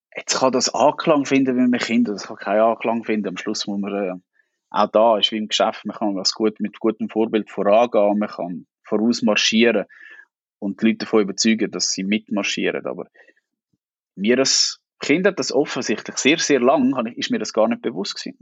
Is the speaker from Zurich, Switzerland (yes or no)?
no; Niederwil, Aargau, Switzerland; Ich bin in Niederwil aufgewachsen